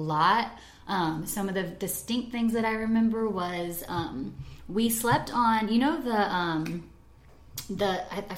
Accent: Atlanta, Georgia, United States; also born or lived in Marietta, Georgia; I was born in Atlanta, or just like slightly outside of Atlanta, in Kennistone Hospital, which is Marietta, Georgia

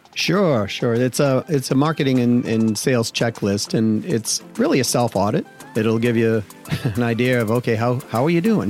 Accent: Massachusetts, United States; I grew up in Massachusetts

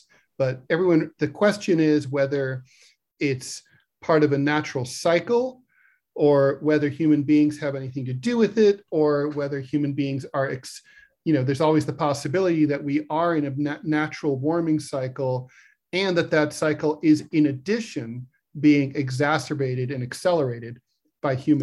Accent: New York City, New York, United States; my hometown of New York City

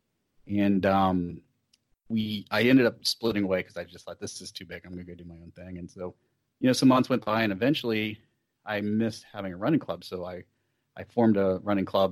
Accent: Columbus, Ohio, United States; It's probably my hometown race. The Cap City Half Marathon is a quarter marathon as well. It's here in downtown Columbus.

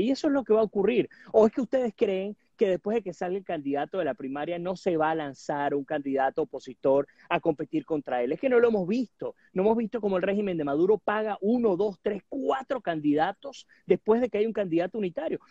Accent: Venezuela; nosotros como venezolanos

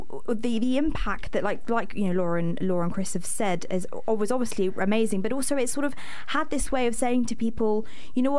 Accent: London, United Kingdom; moved away as an adult; now in York, United Kingdom; I'm from London

